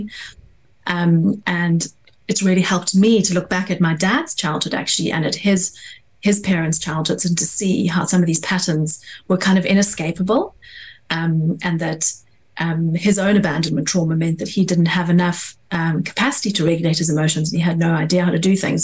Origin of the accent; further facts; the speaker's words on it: South Africa; now in London, United Kingdom; I grew up in South Africa